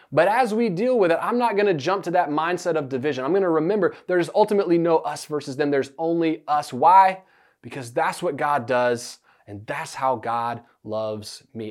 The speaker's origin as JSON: {"language": "English", "country": "United States", "said": "we're modern American people"}